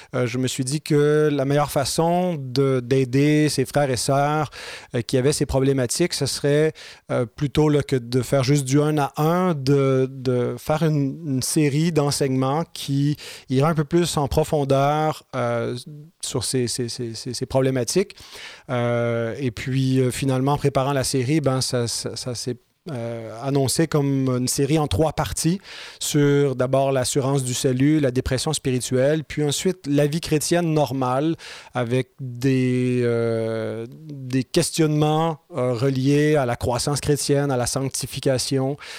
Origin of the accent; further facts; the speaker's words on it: Saint-Jérôme, Quebec, Canada; c'est ma ville natale même